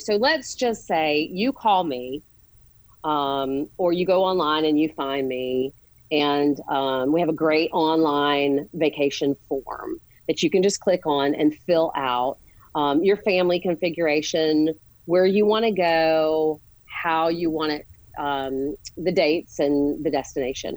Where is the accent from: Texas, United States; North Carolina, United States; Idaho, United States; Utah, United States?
North Carolina, United States; Charlotte; We grew up here in Charlotte. We went to Myers Park together